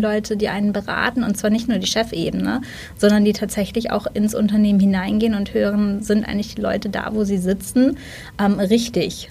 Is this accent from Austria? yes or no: no; Germany; als Deutsche